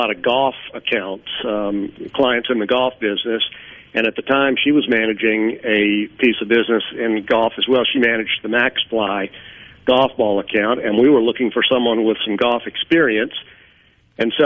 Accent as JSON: {"language": "English", "town": "New Orleans", "region": "Louisiana", "country": "United States", "tie": "born or raised there", "also_born_or_lived": "Atlanta", "moved": "yes", "lives_now": "Taylor, United States", "said": "I grew up in New Orleans"}